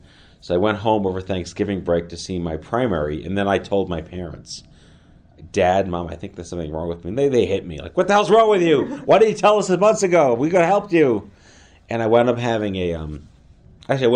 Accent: New York City, New York, United States; I grew up in New York City

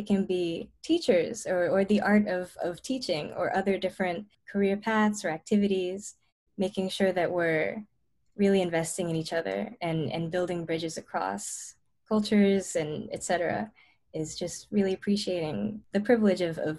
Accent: Princeton, New Jersey, United States; I'm from Princeton, New Jersey

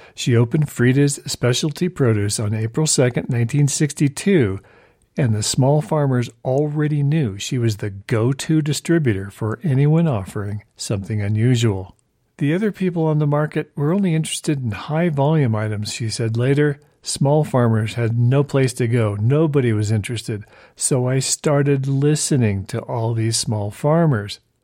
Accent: Southern California, United States; I grew up in Southern California

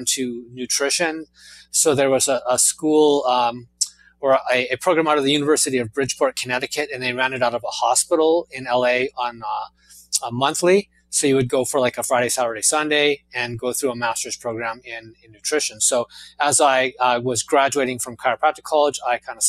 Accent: Vancouver, British Columbia, Canada; moved away as an adult; also born or lived in Los Angeles; I grew up in Vancouver, Canada

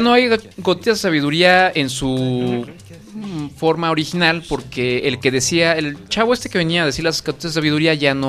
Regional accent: Mexico; como buenos mexicanos que somos

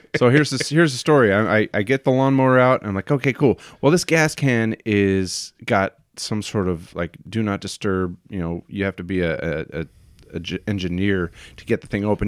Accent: Hanford, California, United States; now in Washington, United States; Born in a, a, a little truck stop town called Hanford

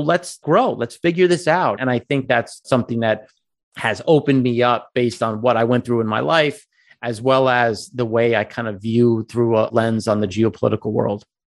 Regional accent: Long Island, New York, United States; I grew up on Long Island

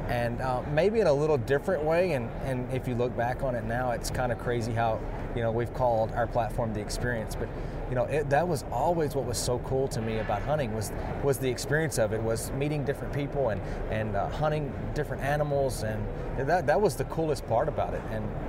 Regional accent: Texas, United States; I did. I'm still growing up in Texas.

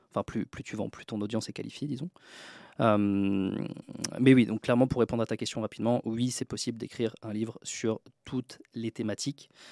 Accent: Troyes, Grand Est, France; now in Tallinn, Estonia; d'où je viens, donc je viens de Troyes, dans l'Aube, en France, euh, donc de la campagne

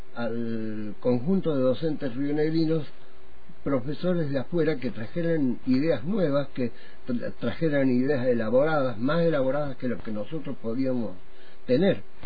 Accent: Córdoba, Argentina; now in Neuquén, Argentina; yo terminé eh, mis estudios que había iniciado de pibe en Córdoba

